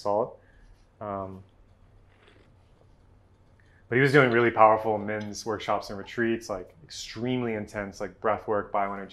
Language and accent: English; Texas, United States; moved away; also born or lived in Southern California / Northern California; growing up, born and raised in Texas